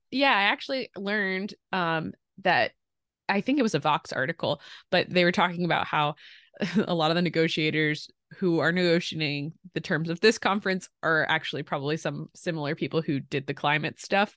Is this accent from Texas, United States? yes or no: no; Pottstown, Pennsylvania, United States; moved away; if I had to never leave my hometown